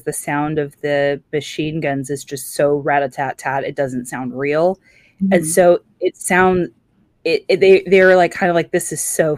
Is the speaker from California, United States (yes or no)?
yes; California, United States; raised in California